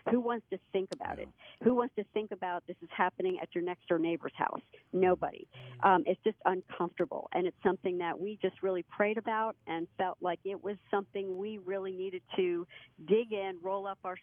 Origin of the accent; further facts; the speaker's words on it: Lebanon, Pennsylvania, United States; moved away as an adult; also born or lived in Lancaster, Pennsylvania / Buffalo, New York; Frank and I, we grew up together in Lebanon, Pennsylvania